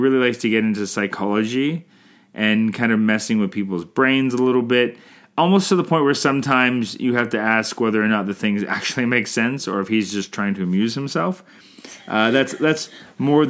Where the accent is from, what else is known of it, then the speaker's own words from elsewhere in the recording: Canada; I'm Canadian filmmaker